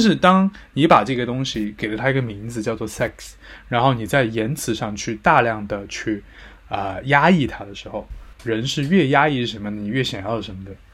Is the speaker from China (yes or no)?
yes; Sichuan, China; accent: Sichuanese; 我们四川话会说你溜缝